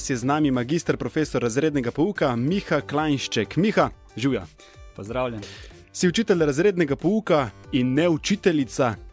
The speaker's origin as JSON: {"language": "Slovenian", "town": "Tolmin", "region": "Gorizia", "country": "Slovenia", "moved": "yes", "lives_now": "Ljubljana, Slovenia", "said": "prihajam iz Tolmina. Iz Tolmina."}